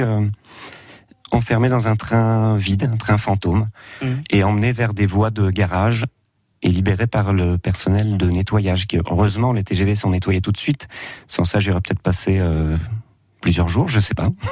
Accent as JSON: {"language": "French", "town": "Auxerre", "region": "Bourgogne-Franche-Comté", "country": "France", "tie": "born or raised there", "said": "je suis natif d'Auxerre"}